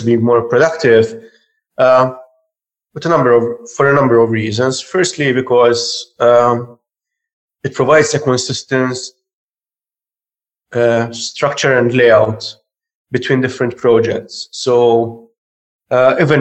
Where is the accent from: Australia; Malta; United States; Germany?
Malta; I'm from Malta